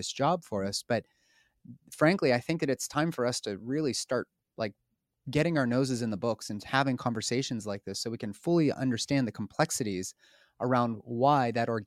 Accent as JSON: {"language": "English", "town": "Pittsburgh", "region": "Pennsylvania", "country": "United States", "tie": "born or raised there", "said": "There was like two grocery stores in Pittsburgh, my hometown"}